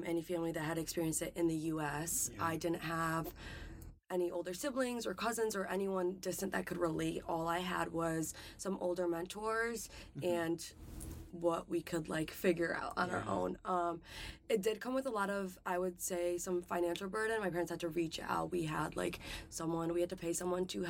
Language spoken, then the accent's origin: English; Connecticut, United States; also born or lived in Albania / Italy; I'm from Connecticut